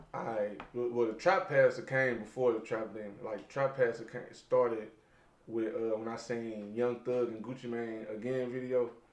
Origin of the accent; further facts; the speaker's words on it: St. Louis, Missouri, United States; So I am from St. Louis